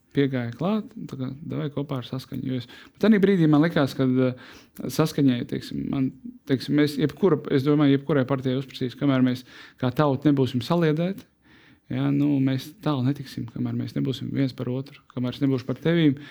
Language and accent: Latvian; Latvia; Mēs esam latvieši